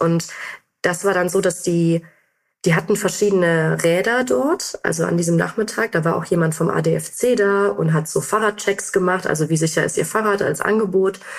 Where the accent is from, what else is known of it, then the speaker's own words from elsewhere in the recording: North Rhine-Westphalia, Germany; now in Frankfurt, Germany; ich bin äh, in NRW aufgewachsen